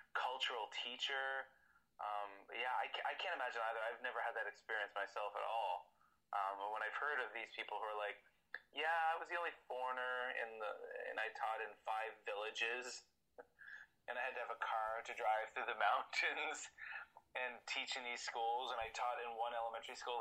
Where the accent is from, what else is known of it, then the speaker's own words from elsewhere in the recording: Eastern Canada, Canada; moved away as an adult; also born or lived in Korea; now in Osaka, Japan; I'm from Eastern Canada